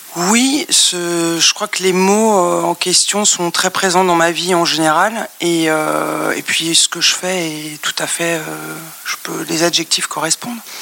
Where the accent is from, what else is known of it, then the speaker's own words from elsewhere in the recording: Paris, Île-de-France, France; j'ai grandi à Paris dans le 16e